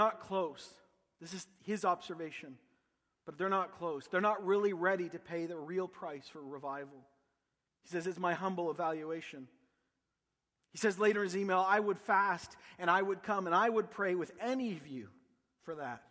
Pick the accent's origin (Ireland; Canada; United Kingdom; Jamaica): Canada; accent: Canadian